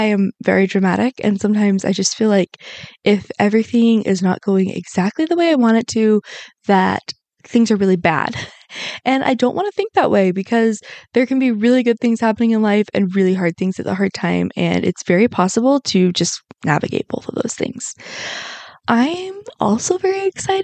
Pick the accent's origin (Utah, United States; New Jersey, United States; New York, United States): Utah, United States; Salt Lake City; born or raised there